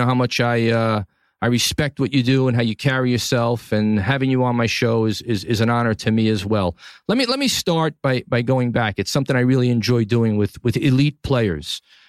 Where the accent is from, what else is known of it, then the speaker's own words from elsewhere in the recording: New York City, New York, United States; from the capital of the world, my hometown, New York City, Tribeca, the greatest city on the planet.